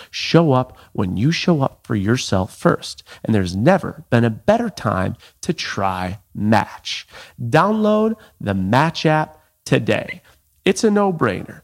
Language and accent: English; Buffalo, New York, United States; moved away as an adult; also born or lived in Seattle; I grew up in Buffalo, New York